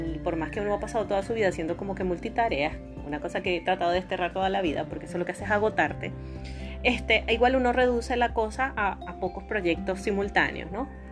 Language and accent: Spanish; Venezuela; aquí en mi país, en Venezuela